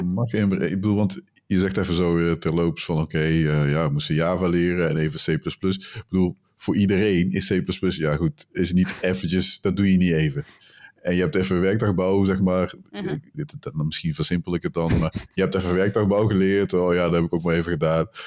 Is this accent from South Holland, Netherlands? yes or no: no; North Brabant, Netherlands; ik kom uit Brabant